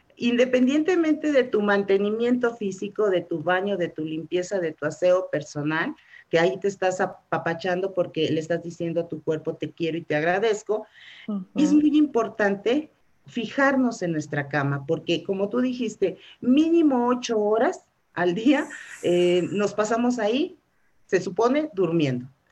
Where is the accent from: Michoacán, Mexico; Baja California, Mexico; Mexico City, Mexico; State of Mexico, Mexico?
Mexico City, Mexico; also born or lived in Hidalgo del Parral, Chihuahua; desde muy chica este, no, me trajeron a vivir aquí y aquí pues ya, ya, ya me considero chilanga